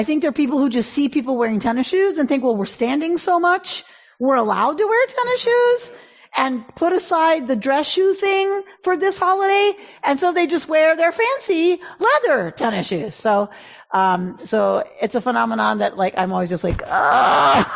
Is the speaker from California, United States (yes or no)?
no; Atlanta, Georgia, United States; moved away; I grew up in Atlanta, Georgia. I grew up in the South.